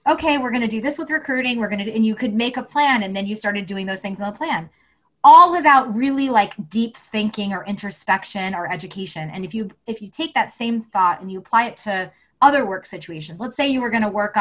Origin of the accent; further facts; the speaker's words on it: the South, United States; I grew up in the South